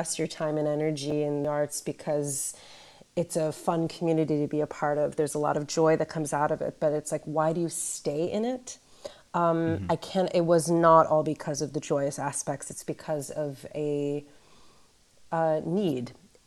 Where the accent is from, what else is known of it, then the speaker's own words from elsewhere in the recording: Webster Groves, Missouri, United States; I grew up in Webster Groves, which, like so many neighborhoods in St. Louis and across the United States, was segregated historically.